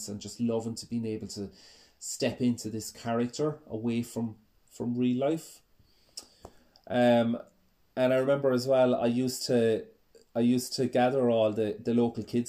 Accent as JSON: {"language": "English", "town": "Ennis", "region": "Munster", "country": "Ireland", "tie": "born or raised there", "said": "I was born in Ennis in County Clare, which is in the west coast of Ireland."}